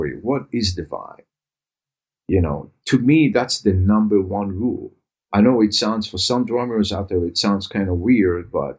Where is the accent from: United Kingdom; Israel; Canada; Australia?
Israel; I grew up in Israel